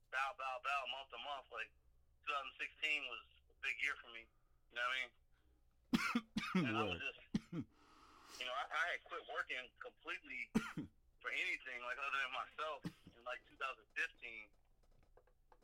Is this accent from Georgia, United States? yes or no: yes; Atlanta, Georgia, United States; I'm from East Atlanta